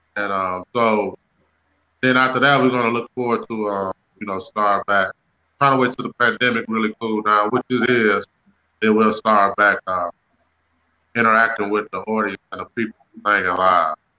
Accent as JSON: {"language": "English", "town": "Detroit", "region": "Michigan", "country": "United States", "tie": "born or raised there", "said": "I'm from Detroit. I was born in Detroit, Michigan"}